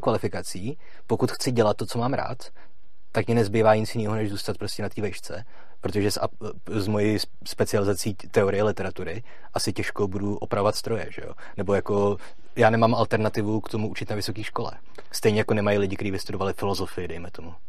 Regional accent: Litomyšl, Pardubice Region, Czechia; já pocházím z Letomišle

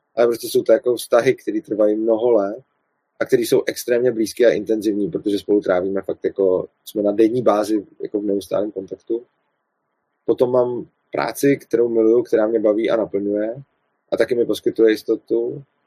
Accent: Prague, Czechia; jsem z Prahy, tak kvůli tomu, eh, kvůli tomu dojíždím do Brna

